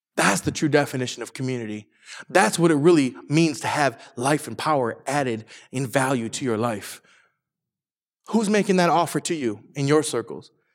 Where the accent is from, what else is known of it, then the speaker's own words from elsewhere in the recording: Saginaw, Michigan, United States; now in Orange County, United States; I'm from, I'm from Michigan, from Saginaw, Michigan particularly